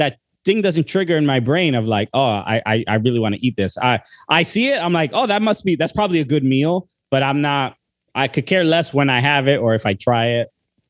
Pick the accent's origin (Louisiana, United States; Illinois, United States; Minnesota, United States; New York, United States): New York, United States; New York City; I grew up in Brooklyn too.